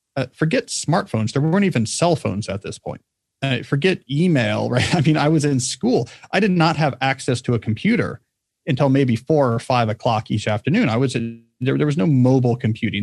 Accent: New Jersey, United States; also born or lived in Texas; I was a Texan for the first seven years of my life. And then we moved to the state of New Jersey, where I grew up in a, grew up in a small town.

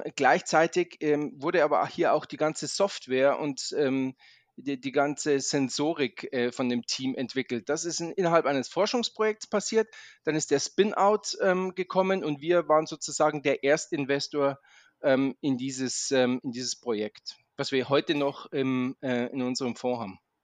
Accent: Munich, Bavaria, Germany; also born or lived in Maastricht / Zurich; now in Munich, Germany; ich komme ursprünglich aus München

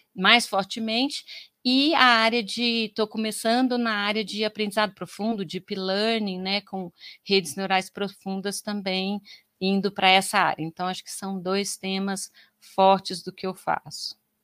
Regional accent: Goiás, Brazil; moved away as an adult; also born or lived in Campinas; lá em Goiás, né, porque eu sou de Goiás

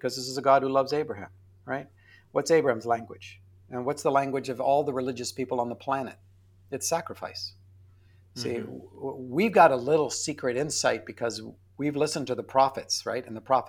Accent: Canada; I'm Canadian, so we have Z.

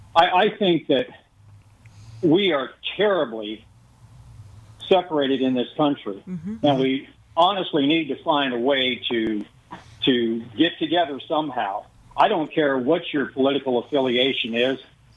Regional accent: Hawaii, United States; also born or lived in Las Vegas, United States; I grew up in Hawaii and Las Vegas.

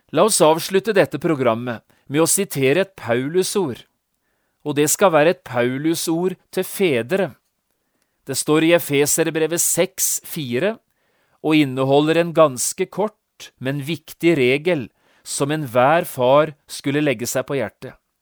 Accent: Notodden, Telemark, Norway; hjemme på Notodden

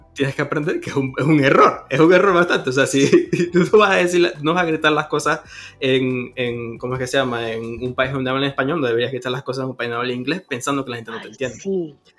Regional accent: Venezuela; now in Toronto, Canada; uno como venezolano

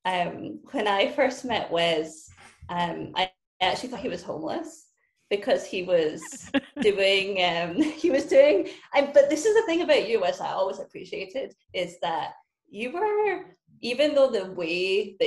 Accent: Scotland, United Kingdom; moved away as an adult; also born or lived in Syracuse, United States; now in United States; I was born in Scotland, raised in Scotland, and I only moved to the US in 2009 when I was recruited to play field hockey at Syracuse

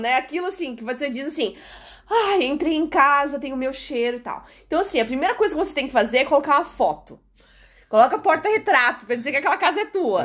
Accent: Brazil; moved away as an adult; now in Portugal; nós, que somos brasileiros

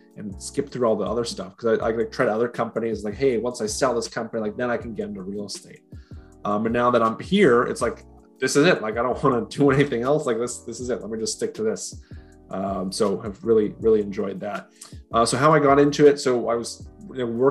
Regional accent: Utah, United States; also born or lived in Washington; now in Gainesville, United States; So I was born in Washington, but I was really raised in Utah. That's where I spent most of my years there.

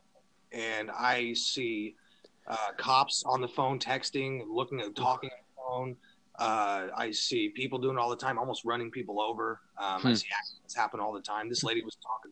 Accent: Bakersfield, California, United States; born or raised there

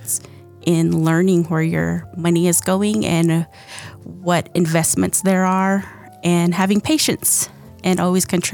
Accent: Moenkopi, Arizona, United States; I'm from Mongkopi

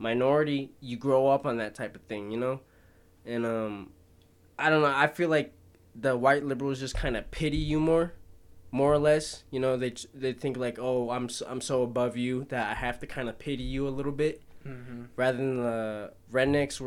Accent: Arvada, Colorado, United States; I came from Orvado was a pretty white area growing up until, like, junior year

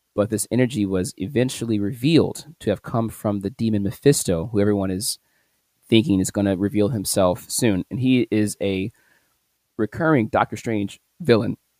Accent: St. Louis, Missouri, United States; my hometown, St. Louis

